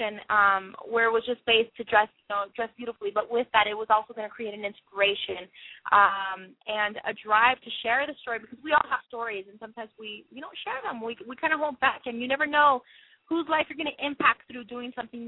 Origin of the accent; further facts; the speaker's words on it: Las Vegas, Nevada, United States; being in my hometown, it was in Vegas